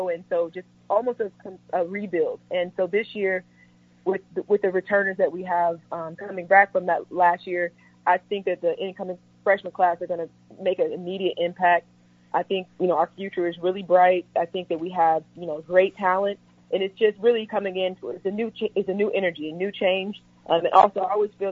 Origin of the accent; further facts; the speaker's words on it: St. Louis, Missouri, United States; moved away; my hometown, St. Louis